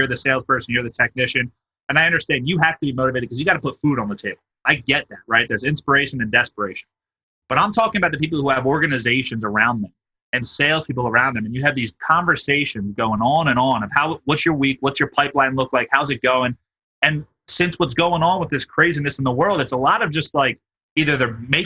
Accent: Philadelphia, Pennsylvania, United States; I'm from Philly

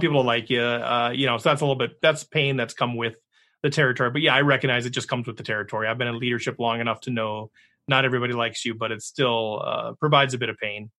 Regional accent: Minnesota, United States; I'm from Minnesota.

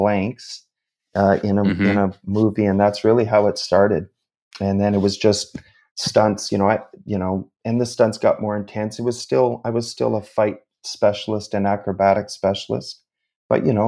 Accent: Sudbury, Ontario, Canada; I grew up in Northern Ontario, in Sudbury, in a mining town, about 4.5 hours north of Toronto.

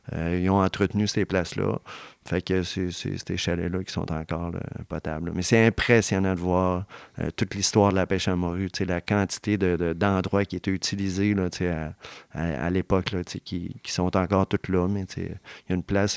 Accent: Charlevoix, Quebec, Canada; une entreprise de transport de chez nous, de Charlevoix

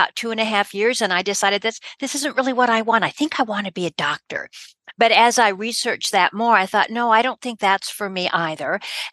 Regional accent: Denver, Colorado, United States; I was born and raised in Denver, Colorado.

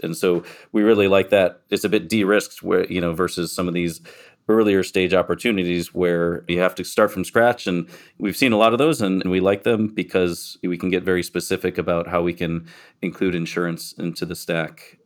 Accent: Michigan, United States; accent: American; moved away as an adult; also born or lived in Miami / San Diego; now in Cayman Islands; I grew up in Michigan, went south to Miami

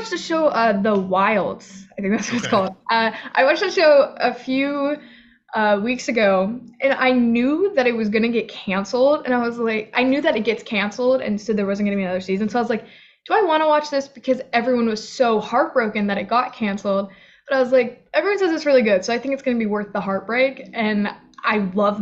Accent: Florida, United States; I grew up in Florida

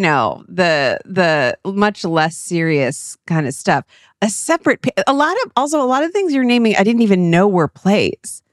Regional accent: Cleveland, Ohio, United States; moved away; we're from Cleveland

